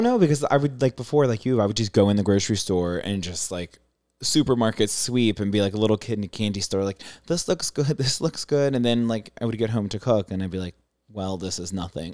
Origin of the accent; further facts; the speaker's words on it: San Diego, California, United States; also born or lived in Maryland; I'm from San Diego, but family's in Maryland